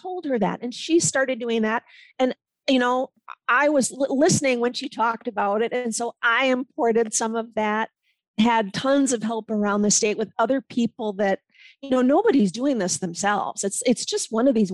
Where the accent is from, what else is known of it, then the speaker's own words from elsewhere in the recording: Milwaukee, Wisconsin, United States; now in Le Sueur County, Minnesota, United States; I am from Milwaukee, Wisconsin.